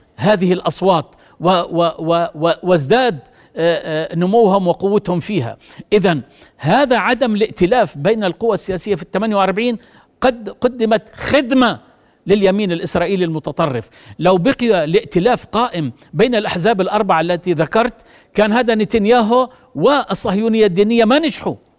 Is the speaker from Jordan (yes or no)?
yes; Jordan; أنا كمواطن أردني